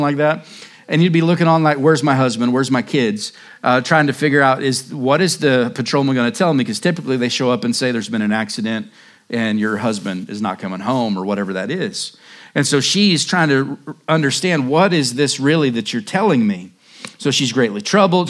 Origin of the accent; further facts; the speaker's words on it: Oklahoma, United States; now in Surprise, United States; I'm from a flyover state, a drive-through state. I'm from Oklahoma